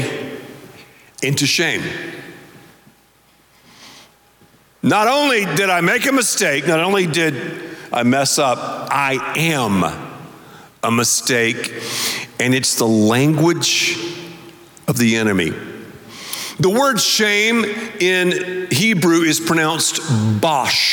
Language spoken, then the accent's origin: English; the South, United States; I'm from the South